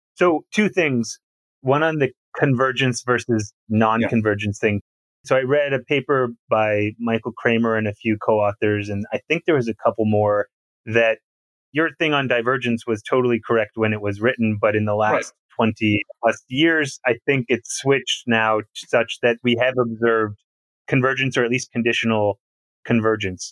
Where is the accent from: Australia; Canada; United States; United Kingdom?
Canada; I'm from Canada